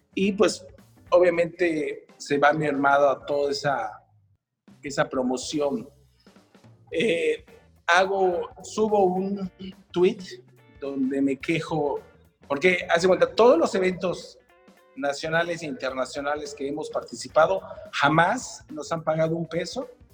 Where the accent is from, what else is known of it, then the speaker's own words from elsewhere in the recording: Yucatán, Mexico; como yucatecos es algo que amamos muchísimo desde que nacemos, puesto que lo llevamos en la sangre